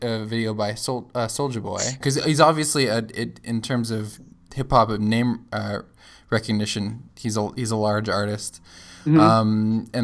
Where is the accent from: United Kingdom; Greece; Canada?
Canada; I'm Canadian